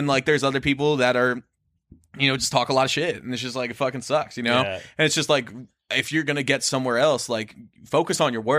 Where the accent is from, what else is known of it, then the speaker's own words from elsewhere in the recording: East Coast, United States; also born or lived in Des Moines, Iowa; now in Minneapolis, United States; growing up on the East Coast.